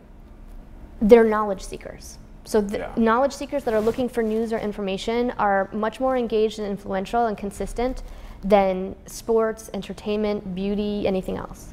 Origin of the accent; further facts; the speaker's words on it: Indiana, United States; I grew up in Indiana, and I love my people in Indiana